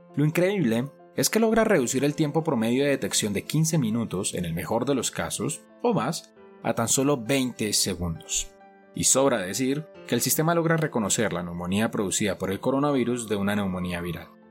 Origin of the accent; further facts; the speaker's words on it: Colombia; en mi país, Colombia